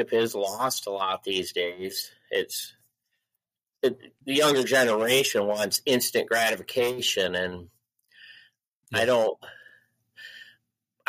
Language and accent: English; Michigan, United States; moved away as an adult; now in Iowa, United States; I grew up in Michigan